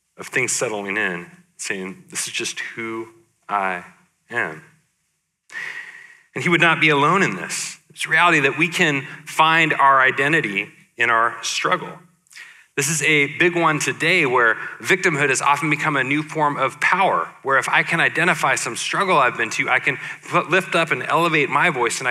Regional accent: Portland, United States; my hometown of Portland

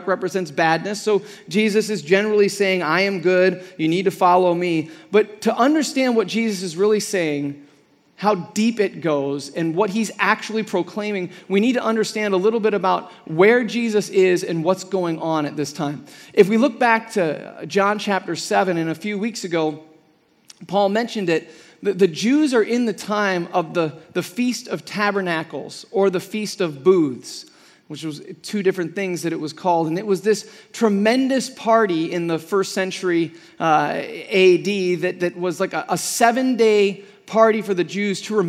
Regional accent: Midwest, United States; now in Arizona, United States; I'm from the Midwest, And even in the Midwest when I was growing up

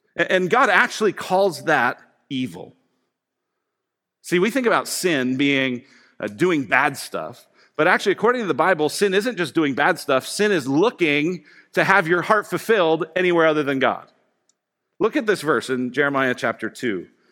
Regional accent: Colorado, United States; I grew up in Colorado

